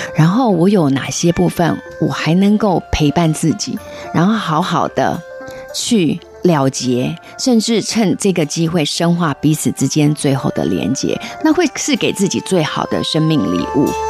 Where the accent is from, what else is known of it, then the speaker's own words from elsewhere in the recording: Taiwan; also born or lived in Shanghai / Germany; now in Kuala Lumpur, Malaysia; 我其实是用台湾媳妇的